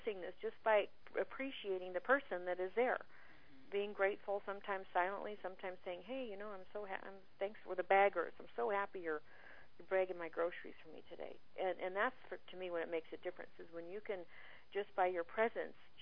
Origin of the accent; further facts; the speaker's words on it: Phoenix, Arizona, United States; my hometown in Phoenix